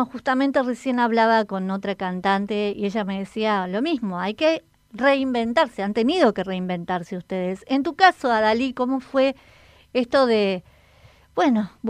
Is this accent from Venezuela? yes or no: no; Peru; moved away as an adult; now in Campana, Argentina; Sí, yo soy peruana, eh, tengo acá cuatro años